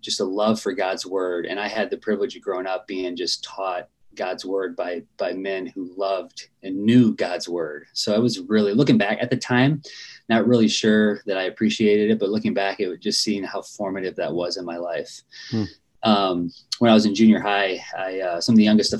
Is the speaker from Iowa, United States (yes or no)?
yes; Dubuque, Iowa, United States; So I'm from Dubuque, Iowa. It's where I was born